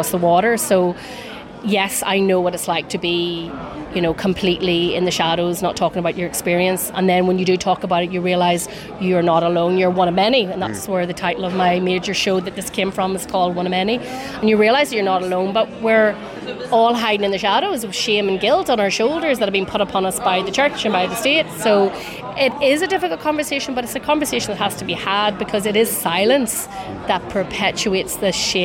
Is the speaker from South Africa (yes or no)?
no; County Armagh, Northern Ireland, United Kingdom; now in Belfast, United Kingdom; I'm based in Belfast, but I'm from County Armagh originally